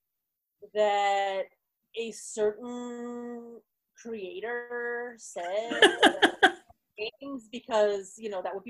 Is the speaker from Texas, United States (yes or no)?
yes; Texas, United States; accent: southern; I can do a southern accent because I grew up in Texas